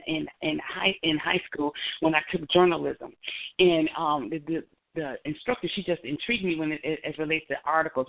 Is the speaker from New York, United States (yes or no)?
no; Racine, Wisconsin, United States; I grew up in Racine, Wisconsin, with mom and dad